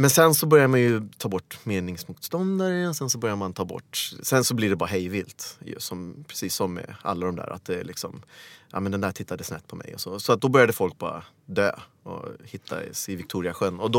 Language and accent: Swedish; Kampala, Central Region, Uganda; born there; Jag föddes i eh, Kampala, Uganda Ehm, den 26 maj 1976.